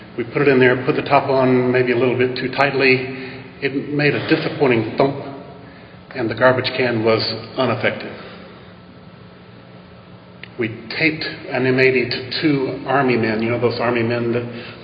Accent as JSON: {"language": "English", "town": "Vicksburg", "region": "Mississippi", "country": "United States", "tie": "born or raised there", "said": "I grew up in Vicksburg, Mississippi"}